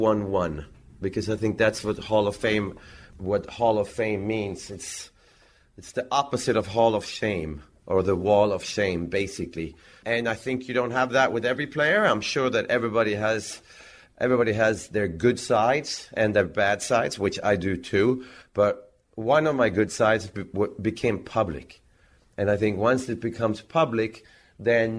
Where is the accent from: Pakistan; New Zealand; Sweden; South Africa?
Sweden; Växjö, Kronoberg County; in Växjö, in my hometown.